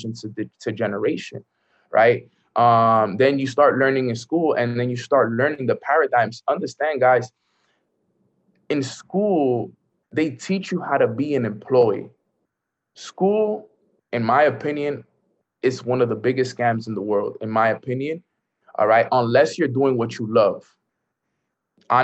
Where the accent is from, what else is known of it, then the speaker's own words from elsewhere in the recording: New York City, New York, United States; I grew up in the hood. I grew up in Washington Heights